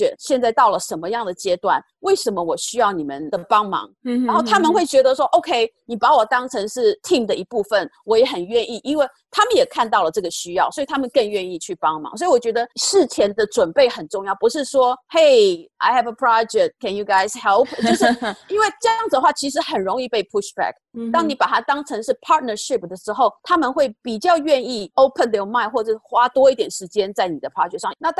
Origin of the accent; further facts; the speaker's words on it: Taiwan; 可是我们在从小在台湾什么时候完全没有去？所以其实这个东西对我们来讲是一个很大的 challenge。